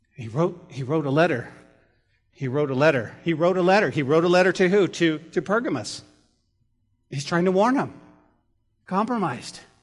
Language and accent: English; Santa Fe, New Mexico, United States; That's my hometown